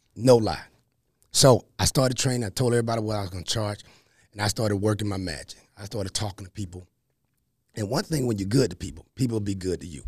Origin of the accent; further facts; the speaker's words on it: Columbus, Mississippi, United States; accent: Southern; moved away as an adult; as you can hear in my voice, you're gonna hear the Southernness, right? Born and raised in Columbus, Mississippi